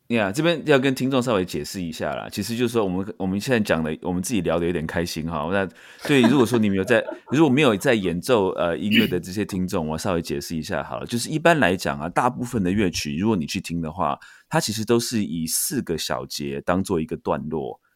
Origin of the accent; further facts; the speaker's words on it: Taiwan; moved away as an adult; now in United States; 我台湾长大